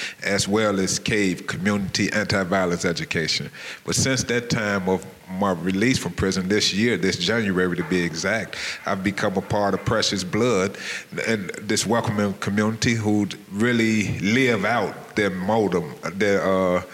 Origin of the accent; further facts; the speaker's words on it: Chicago, Illinois, United States; I'm from Chicago, Illinois. I graduated from Dunbar Vocational High School